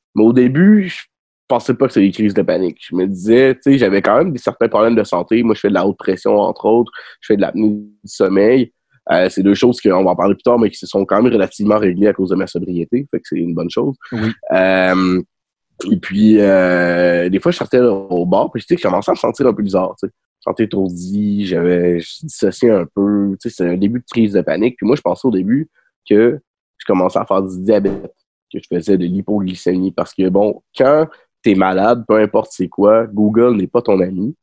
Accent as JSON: {"language": "French", "town": "Rimouski", "region": "Quebec", "country": "Canada", "tie": "born or raised there", "moved": "as an adult", "said": "j'ai grandi à Rimouski"}